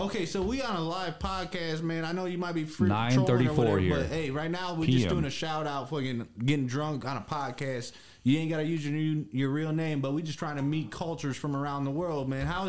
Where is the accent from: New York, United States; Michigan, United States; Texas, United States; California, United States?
Texas, United States; Hey, yo, we from Texas, too, man.